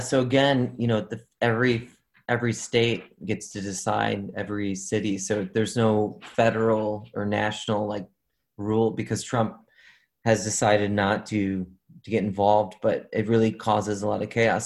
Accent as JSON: {"language": "English", "town": "Chicago", "region": "Illinois", "country": "United States", "tie": "born or raised there", "said": "I'm born and raised in Chicago"}